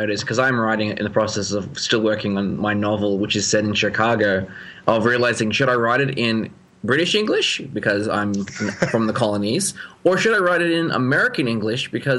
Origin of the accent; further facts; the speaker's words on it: Australia; I'm Australian